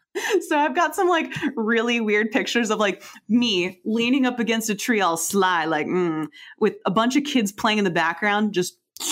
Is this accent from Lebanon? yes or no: no; United States; As an American